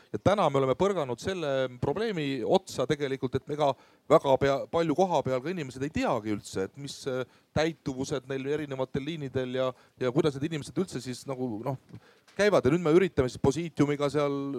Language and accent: Estonian; Voose, Harju County, Estonia; ma ise olen Voose külast Harjumaalt Anija vallast